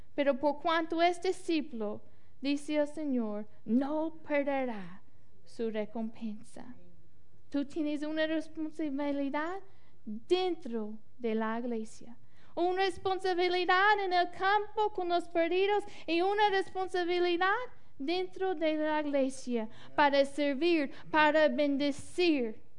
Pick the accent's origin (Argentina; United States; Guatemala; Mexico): United States; Mississippi; Spanish is a second language; moved away; yo crecía en Mississippi